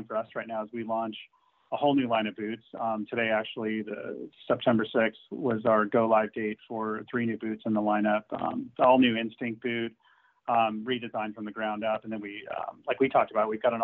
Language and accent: English; El Cajon, California, United States; I was a moto kid, like growing up down in Southern California in San Diego